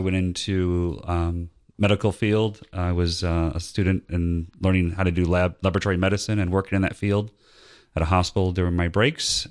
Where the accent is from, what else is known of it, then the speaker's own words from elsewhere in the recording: Northwest Indiana, United States; moved away as an adult; also born or lived in Latrobe, Pennsylvania; now in Georgia, United States; I grew up in Northwest Indiana near Chicago. And, um, but I moved down here in nineteen ninety-six.